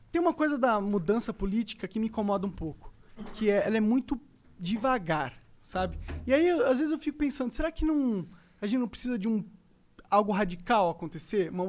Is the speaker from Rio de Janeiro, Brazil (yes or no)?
no; São Paulo, Brazil; Não, eu sou paulista.